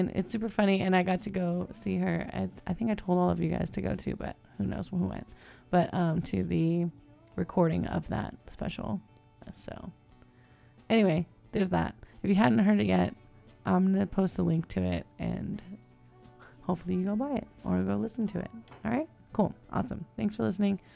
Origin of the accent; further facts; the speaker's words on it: Camarillo, California, United States; now in San Francisco, United States; we grew up in Camarillo